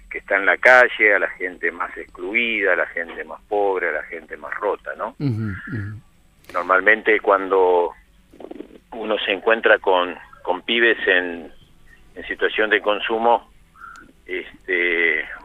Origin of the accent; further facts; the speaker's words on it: Buenos Aires, Argentina; born there; Porque nací en Almagro. Nací en Almagro.